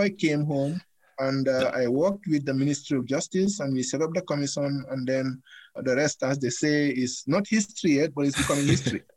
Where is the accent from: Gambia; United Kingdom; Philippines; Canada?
Gambia; moved away as an adult; now in United States; They accused me of not being a Gambian. They went to my hometown and arrested my dad and my mom